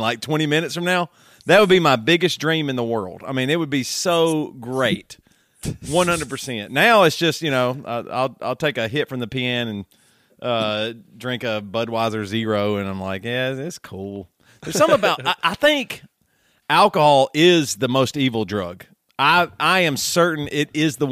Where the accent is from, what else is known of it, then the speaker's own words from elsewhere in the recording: South Carolina, United States; me growing up in South Carolina